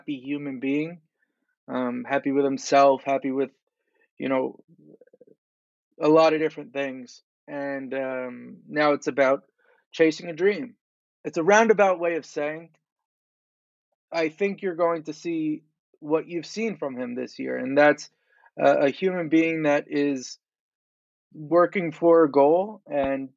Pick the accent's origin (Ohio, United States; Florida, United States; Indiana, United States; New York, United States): New York, United States; Long Island; I'm from Long Island